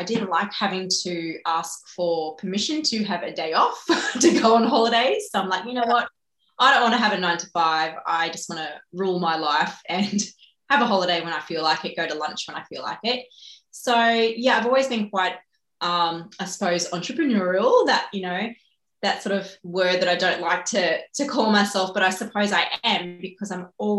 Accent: Blue Mountains, New South Wales, Australia; moved away as an adult; also born or lived in China; now in Gold Coast, Australia; I wasn't born here. I didn't grow up here. I'm actually from the Blue Mountains. So yeah, west of Sydney

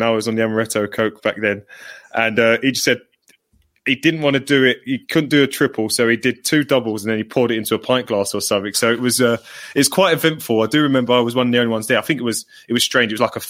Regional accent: London, United Kingdom; I remember being a kid, and even though I'm from London

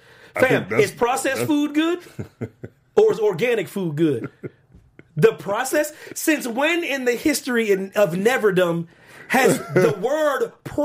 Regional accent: Pennsylvania, United States; I know I'm not going to be allowed in Philadelphia ever again, even though I'm from Pennsylvania.

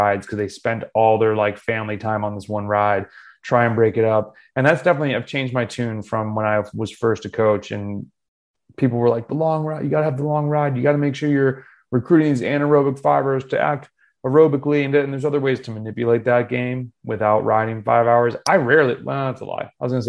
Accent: North Carolina, United States; also born or lived in Florida; I'm from North Carolina and Florida and some other place.

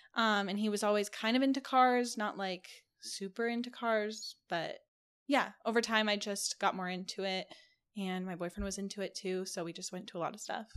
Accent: California, United States; now in Las Vegas, United States; I live in Vegas. Um, I'm originally from California

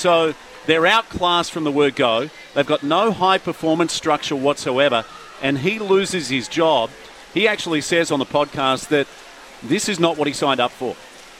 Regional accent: Queensland, Australia; I grew up in Queensland

